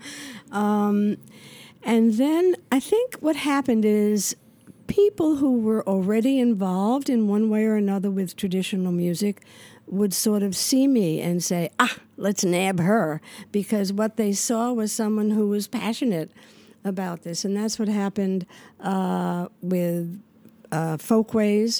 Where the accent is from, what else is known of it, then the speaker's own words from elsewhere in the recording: New York City, New York, United States; also born or lived in Manhattan; I grew up in the Bronx. I was in the Bronx till I was about